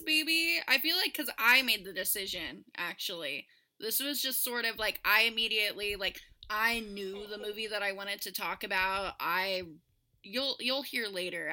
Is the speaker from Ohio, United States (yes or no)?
no; Sacramento, California, United States; now in Washington, United States; growing up in California, it was always like In and Out or Del Taco